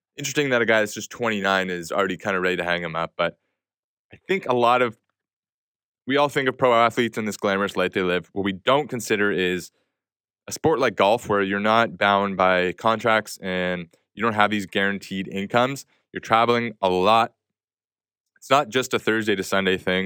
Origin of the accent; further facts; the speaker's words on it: Canada; as a Canadian